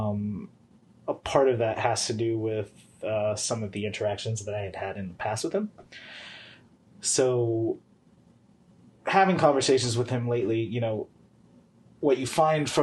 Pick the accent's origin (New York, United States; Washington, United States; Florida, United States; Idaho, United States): Florida, United States; moved away as an adult; also born or lived in Philadelphia, Pennsylvania; now in Georgia, United States; I grew up in Florida